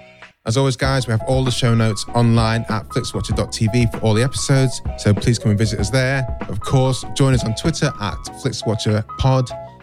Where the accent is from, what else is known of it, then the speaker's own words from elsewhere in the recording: Manchester, North West England, United Kingdom; I'm from Manchester.